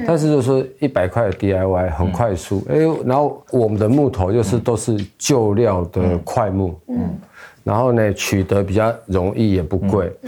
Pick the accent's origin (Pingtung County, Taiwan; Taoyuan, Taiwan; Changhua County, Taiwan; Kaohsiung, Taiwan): Taoyuan, Taiwan; 我是来自桃园市复兴区泰雅族人，然后现在这里是那个罗福村